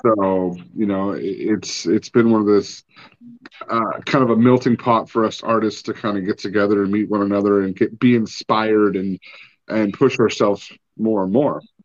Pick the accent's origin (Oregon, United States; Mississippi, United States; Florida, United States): Oregon, United States; Oregon coast, United States; moved away; growing up on the Oregon coast